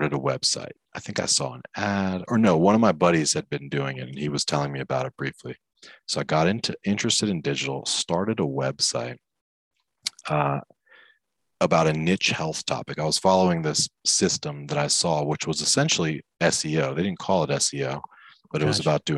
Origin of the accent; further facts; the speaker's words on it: Maryland, United States; I grew up in Maryland